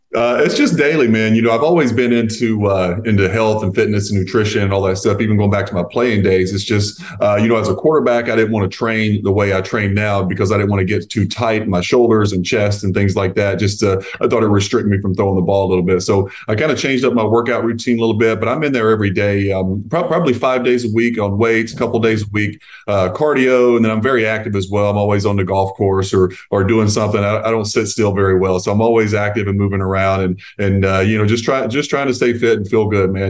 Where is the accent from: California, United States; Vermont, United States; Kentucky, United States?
Kentucky, United States; Eastern; I grew up closer to Knoxville, Tennessee than I did to Lexington, where I grew up in Eastern Kentucky.